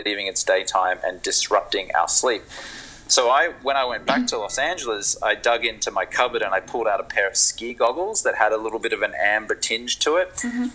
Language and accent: English; Brisbane, Queensland, Australia; moved away; I grew up in Brisbane in Australia on the East Coast